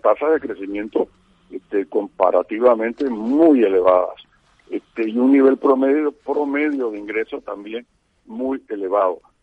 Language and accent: Spanish; Panama